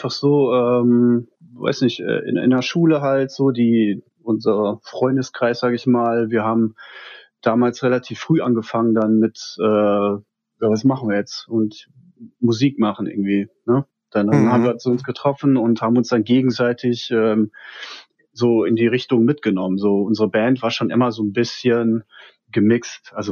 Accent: Hattingen, North Rhine-Westphalia, Germany; Ähm, aufgewachsen, gebürtig komme ich aus dem Ruhrgebiet.

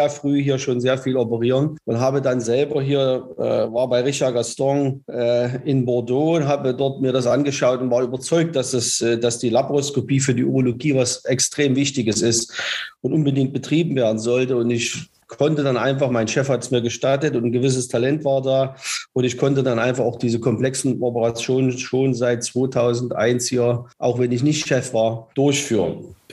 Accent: East Germany, Germany; ich bin in der DDR groß geworden

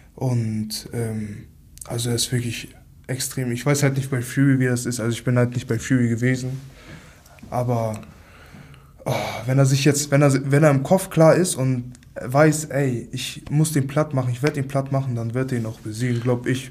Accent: Hamburg, Germany; 23 Jahre alt, aus Hamburg, aufgewachsen in Altona

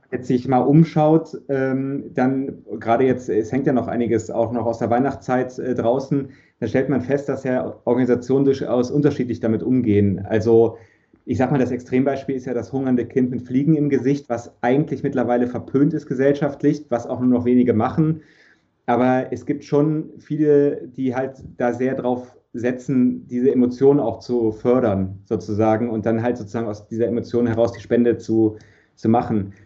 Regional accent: Germany; als Deutscher

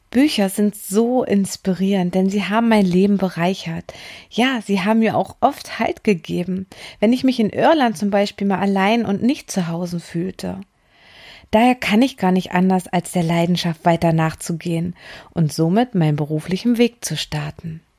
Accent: Lower Saxony, Germany; Ich bin in einer Kleinstadt in Niedersachsen aufgewachsen.

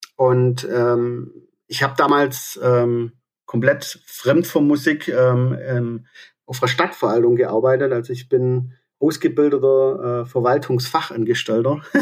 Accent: Aalen, Baden-Württemberg, Germany; ich komme aus Aalen

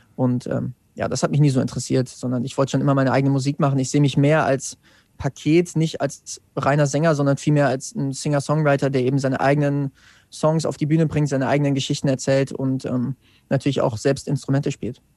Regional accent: Wetzlar, Hesse, Germany; Ich komme aus Wetzlar

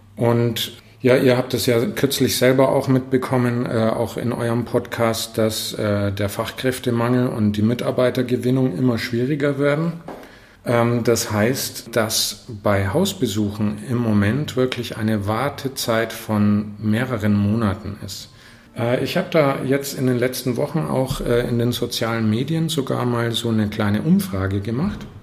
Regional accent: Northern Germany, Germany; now in Fürth, Germany; als Norddeutscher

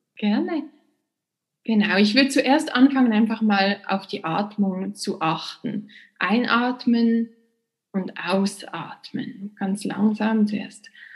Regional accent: Basel, Basel-Stadt, Switzerland; also born or lived in Princeton, United States / New York, United States; Und dann bin ich zurückgekommen in meine Heimatstadt Basel

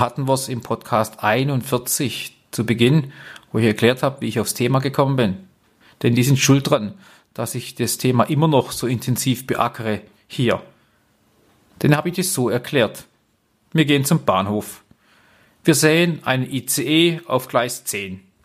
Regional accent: Black Forest, Baden-Württemberg, Germany; ich komme ja hier aus dem Schwarzwald

